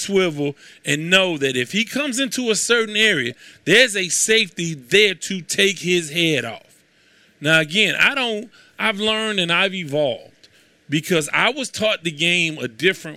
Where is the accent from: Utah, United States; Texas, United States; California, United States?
Texas, United States; Houston; I come from Houston, Texas